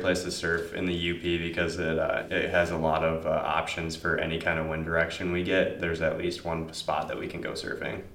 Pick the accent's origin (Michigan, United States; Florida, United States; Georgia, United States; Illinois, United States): Michigan, United States; Marquette; I was born in Marquette